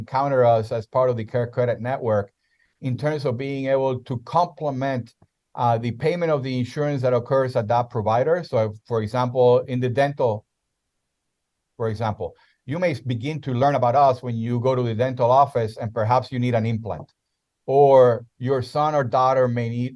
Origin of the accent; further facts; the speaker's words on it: Puerto Rico; first language Spanish; English is a second language; moved away as an adult; also born or lived in South America; now in United States; I was born and raised in Puerto Rico